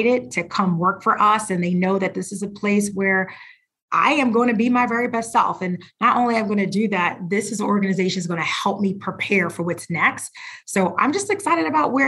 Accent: Philadelphia, Pennsylvania, United States; I grew up in Philadelphia

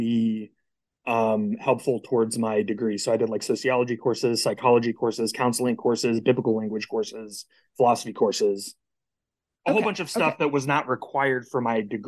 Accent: Lee's Summit, Missouri, United States; also born or lived in Ohio; now in Texas, United States; I grew up in Kansas City, Missouri, in a suburb called Lee Summit

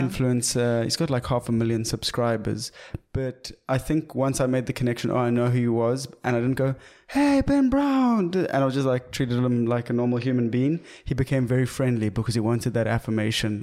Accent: South Africa; as a South African

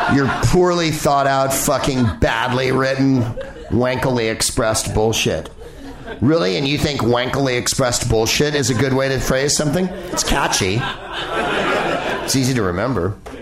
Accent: San Francisco, California, United States; a congresswoman from my district that I lived in when I lived in San Francisco

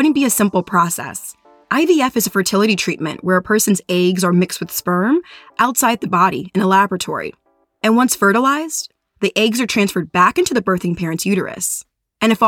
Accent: Los Angeles, California, United States; here in my hometown

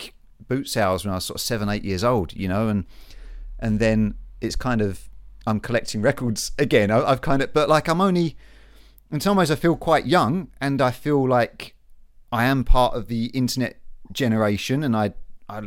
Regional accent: United Kingdom; growing up in Britain, so I was like a teenager, like Britpop was happening

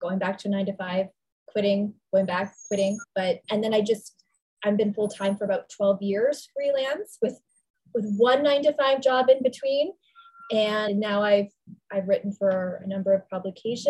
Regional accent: Toronto, Ontario, Canada; also born or lived in New York; I'm Canadian. So I really had no other options in New York other than waitressing at that time. So I went back home to Toronto

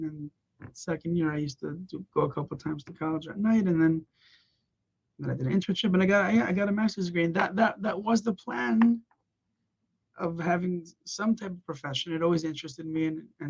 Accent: Los Angeles, California, United States; also born or lived in Israel; when I grew up half in Israel, half in America, but I did my high school years in Los Angeles

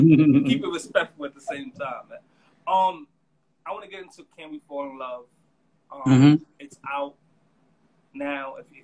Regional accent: New York City, New York, United States; I'm from the Boogie Down.

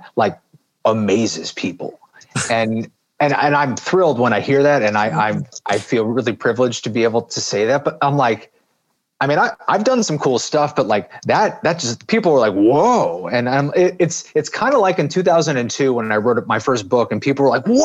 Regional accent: St. Louis, Missouri, United States; January in St. Louis in my hometown

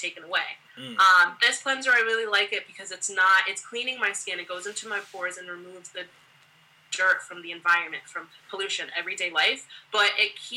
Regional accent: United States; I am Haitian American, first generation in the States, and, you know, my mom and my dad, they grew up in Haiti

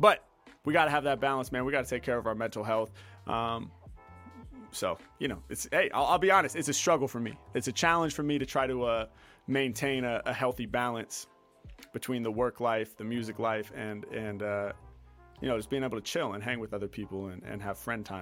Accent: Portland, United States; now in Los Angeles, United States; I was born in Portland and, you know, now I live in LA, obviously.

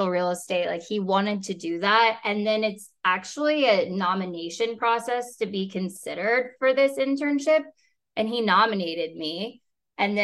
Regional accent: Kansas City, Missouri, United States; now in Dallas, United States; I grew up in Kansas City

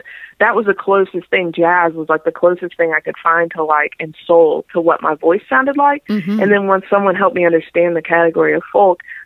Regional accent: Raleigh, North Carolina, United States; from Raleigh, North Carolina, born and raised there, and still living there now.

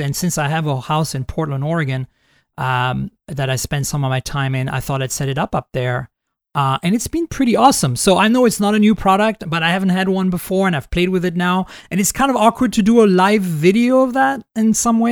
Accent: Canada; first language French; English is a second language; I'm Canadian, too

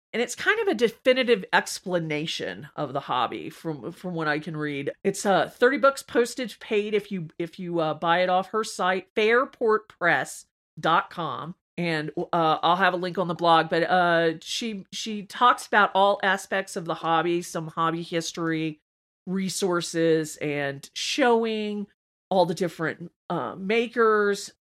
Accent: Georgia, United States; I'm from Georgia, and my, my whole family went to the University of Georgia

